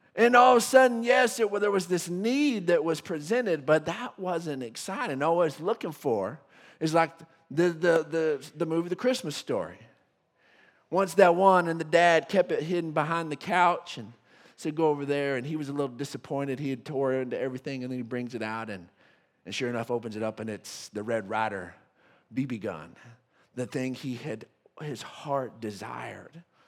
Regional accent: West Texas, United States; being a Texan and a West Texan

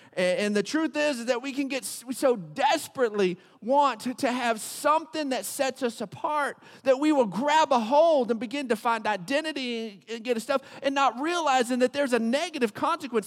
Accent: Odessa, Texas, United States; I grew up in Odessa

